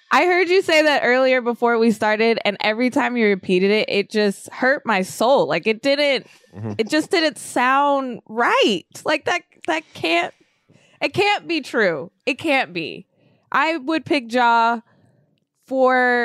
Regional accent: Sacramento, California, United States; moved away; I'm from Sacramento

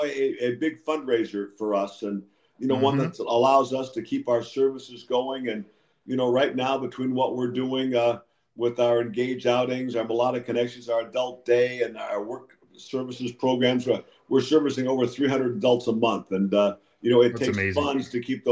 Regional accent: Batavia, Illinois, United States; now in Cincinnati, United States; I was from Batavia

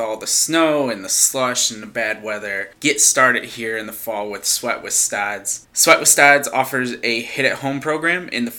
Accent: Syracuse, New York, United States; moved away; back in Syracuse, New York, my hometown

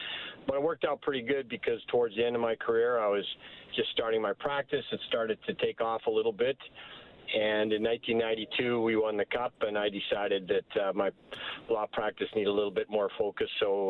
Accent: Calgary, Alberta, Canada; Of course, I'm from Calgary.

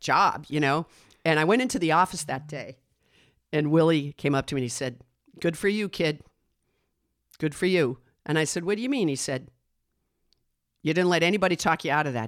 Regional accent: Westwood, Massachusetts, United States; also born or lived in Manhasset, New York; I grew up in Westwood, Massachusetts

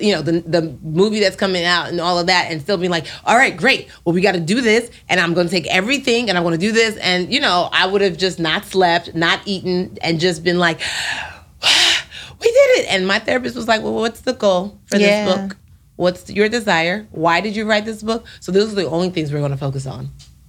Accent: Nigeria; Being Nigerian got me where I am. Like, having faith and having the green, white, green flag be on my back, like, I made it. Because I literally have a tattoo that says Nigerians don't finish last on my wrist.

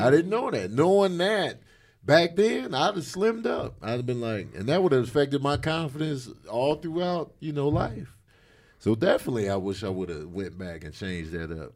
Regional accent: Chicago, Illinois, United States; I grew up in Chicago

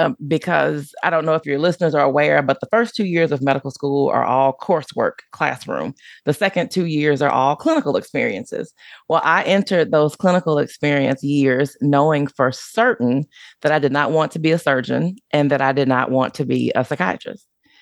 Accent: Deep South, United States; Plus, growing up in the Deep South, I grew up in a Black neighborhood, and that's just not something that we did

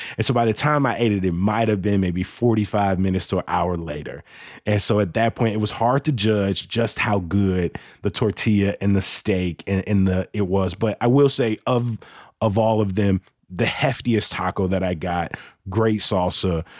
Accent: Chicago, Illinois, United States; I grew up on the South Side

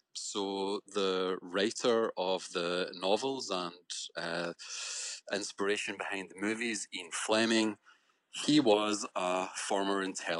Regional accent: Scotland, United Kingdom; as a Scot, as someone from the same country as Sean Connery

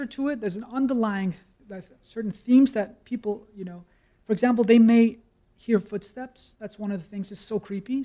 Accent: Copenhagen, Capital Region of Denmark, Denmark; I grew up in Copenhagen.

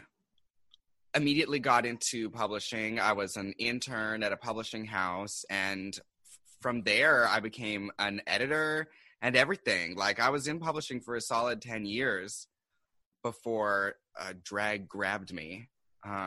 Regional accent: Seattle, Washington, United States; moved away as an adult; now in New York, United States

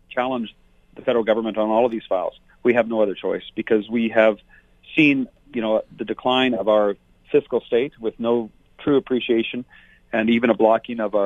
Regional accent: Fort McMurray, Alberta, Canada; This is my home. It's been my home for over 50 years. I'm from Fort McMurray

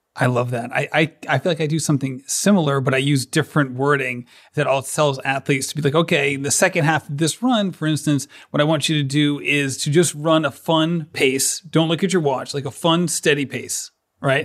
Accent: Rhode Island, United States; I'm from Rhode Island

